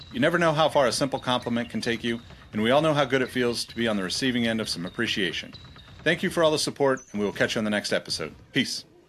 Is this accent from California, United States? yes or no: yes; Los Angeles, California, United States; growing up in East L